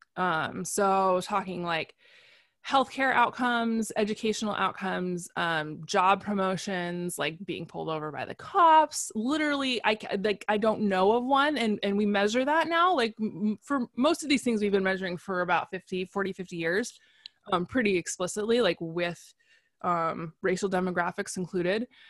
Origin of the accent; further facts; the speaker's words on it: United States; I'm an American